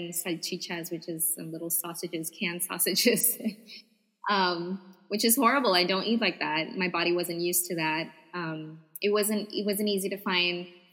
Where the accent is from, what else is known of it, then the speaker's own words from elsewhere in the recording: Puerto Rico; I would say Puerto Rico